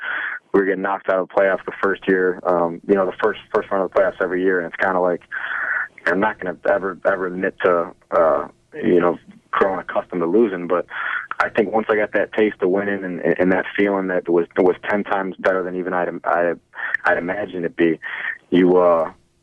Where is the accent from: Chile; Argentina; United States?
United States; maybe I'm not, you know, as American as I think